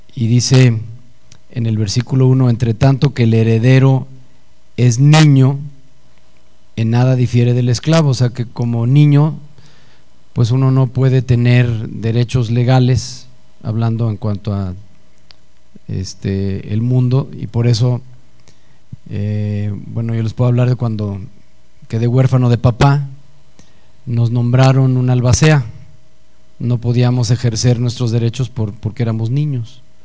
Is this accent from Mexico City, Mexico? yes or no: yes; Mexico City, Mexico; Yo nací en el Distrito Federal hace 54 años. Soy mexicano hasta las cachas.